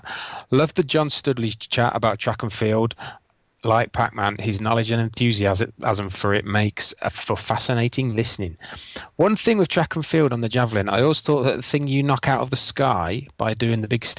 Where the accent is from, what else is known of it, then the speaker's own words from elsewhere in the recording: Yorkshire and the Humber, United Kingdom; I come from North Lincolnshire back down home south.